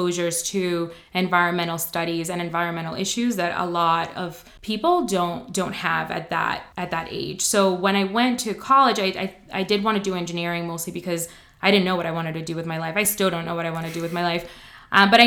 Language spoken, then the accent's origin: English; New York City, New York, United States; also born or lived in Dominican Republic; we moved to New York, not very far from here, actually. Well, not very far from campus. Grew up on Morningside